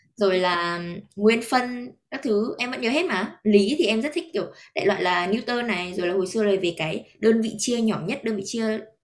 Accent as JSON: {"language": "Vietnamese", "country": "Vietnam", "moved": "yes", "said": "em vẫn là người Việt"}